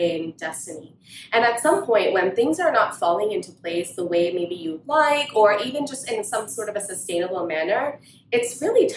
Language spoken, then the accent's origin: English; Long Island, New York, United States; also born or lived in India; I grew up in Long Island, went to India, and then I came back.